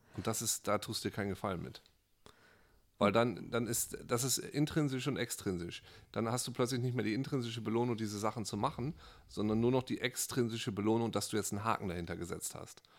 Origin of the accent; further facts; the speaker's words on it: Friesland, Lower Saxony, Germany; moved away; Also ich komme aus Friesland, da gab es ne, dieses normale Haus. Jeder hatte eine Kuh, jeder hatte ein Schwein.